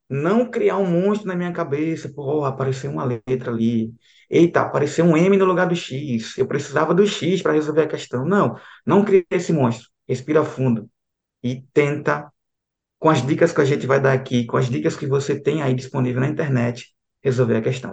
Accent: Aracaju, Sergipe, Brazil; moved away as an adult; now in João Pessoa, Brazil; Eu venho ali de Aracaju, Sergipe.

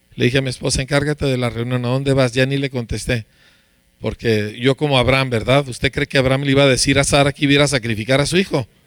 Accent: Mexico; Aquí somos mexicanos

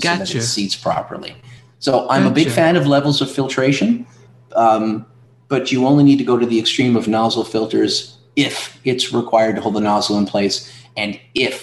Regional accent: Atlantic Canada, Canada; now in Ontario, Canada; I'm from Atlantic Canada, and they made me move to Ontario

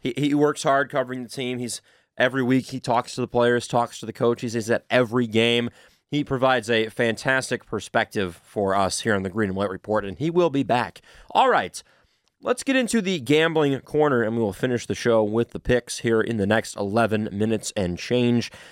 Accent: United States; I am of Finnish descent, so I, obviously I was born in America, so I am, I am one hundred percent American

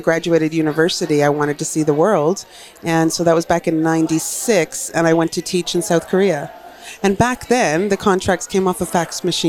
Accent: Newfoundland and Labrador, Canada; I'm a townie. I'm a townie from Newfoundland, but I've lived on the mainland.

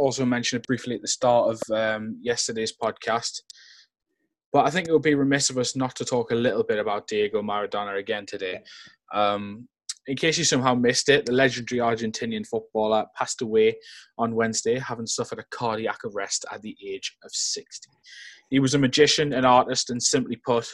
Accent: England, United Kingdom; I'm English

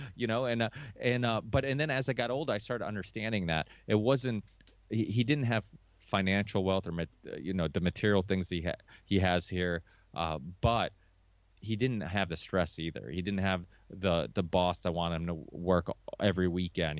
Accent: Chaves, Norte, Portugal; now in United States; I was born in Chaves, which is like northern Portugal.

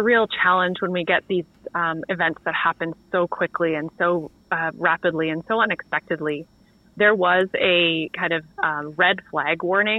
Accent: the Big Island, Hawaii, United States; now in Vancouver, Canada; I was born and raised in Hawaii on the Big Island

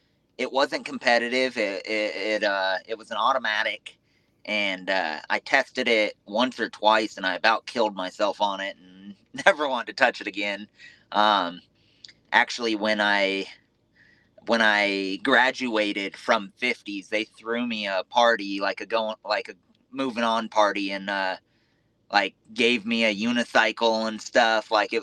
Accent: West Coast, United States; We grew up in the West Coast, very, I want to say very poor.

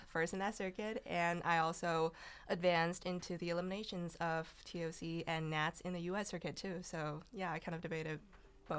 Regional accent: China; English is a second language; moved away; I'm from China

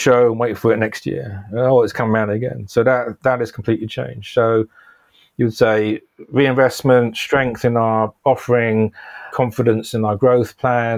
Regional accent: London, United Kingdom; I grew up in North London, a place called Palmer's Green

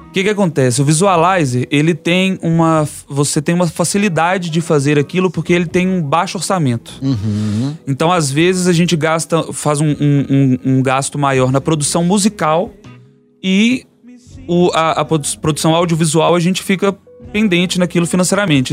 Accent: Vale do Jequitinhonha, Minas Gerais, Brazil; now in Belo Horizonte, Brazil; do Vale de Quition, de onde eu venho

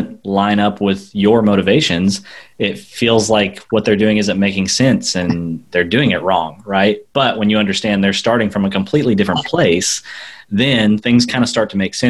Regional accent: United States; Americans are really bad about something, and that is we want to speak English all the time

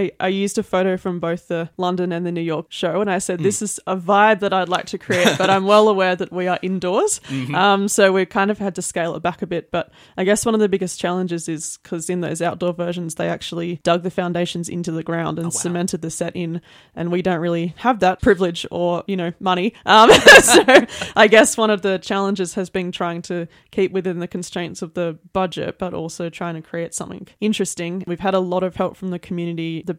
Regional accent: Lismore, New South Wales, Australia; now in Armidale, Australia; Well, I have been in Armidale for, I think, 15 years now, but I grew up in the Lismore area

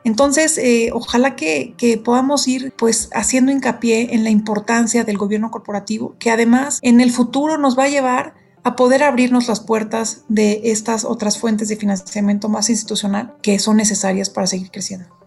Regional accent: Mexico; México, mi país

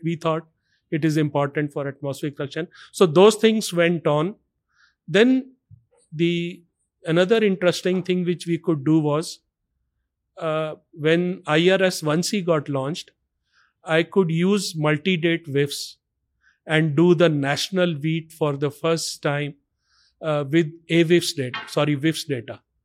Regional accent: Delhi, India; I was born and brought up in Delhi.

